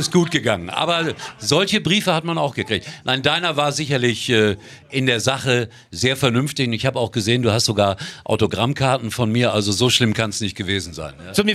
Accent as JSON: {"language": "German", "town": "Gelsenkirchen", "region": "North Rhine-Westphalia", "country": "Germany", "tie": "born there", "said": "ich bin gebürtiger Schalker da ist er mein Schalker mein Schalker ja. Also, und insofern ist das auch mein Heimatverein"}